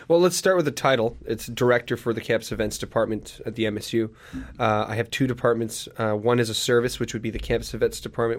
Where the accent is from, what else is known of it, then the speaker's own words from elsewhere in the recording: Sudbury, Ontario, Canada; moved away as an adult; now in Hamilton, Canada; I wanted to leave my hometown of Sudbury